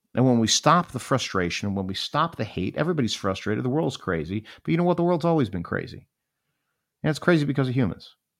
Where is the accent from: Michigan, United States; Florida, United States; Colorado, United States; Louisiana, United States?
Florida, United States; Miami; I grew up in Miami, Florida, and Miami was an amazing place to grow up.